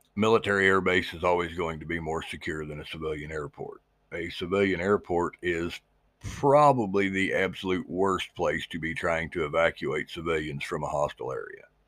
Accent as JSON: {"language": "English", "region": "Missouri", "country": "United States", "tie": "born or raised there", "said": "my home state of Missouri"}